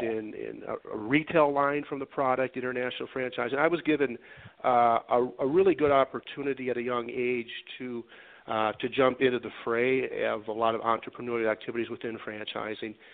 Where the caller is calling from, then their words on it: Denver, Colorado, United States; Uh, beautiful Denver, Colorado.